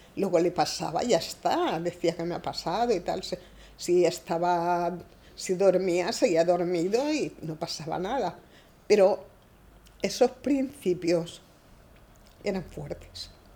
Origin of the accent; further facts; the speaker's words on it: Cáceres, Extremadura, Spain; moved away as an adult; now in Palma, Spain; Nosotros vivimos en la calle Berrocala número 22, que estaba bien al centro de Cáceres. Y allí nací yo.